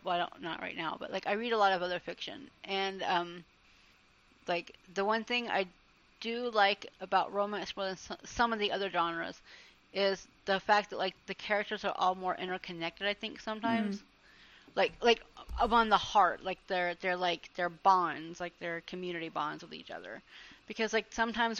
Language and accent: English; Georgia, United States; we're from Georgia